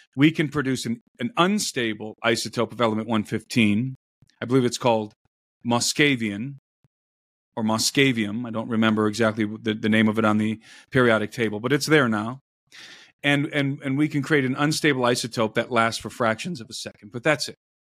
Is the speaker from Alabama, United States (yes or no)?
no; Brook Park, Ohio, United States; I grew up in Brook Park, Ohio